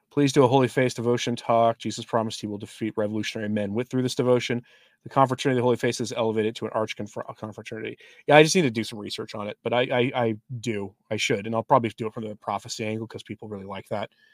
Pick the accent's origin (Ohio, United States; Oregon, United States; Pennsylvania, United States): Oregon, United States; Portland; moved away; I'm from Portland, Oregon